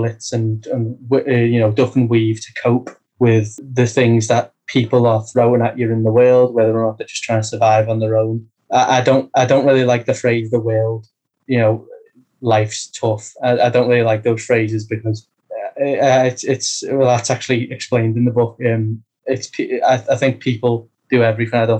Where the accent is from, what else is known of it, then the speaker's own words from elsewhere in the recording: United Kingdom; I'm British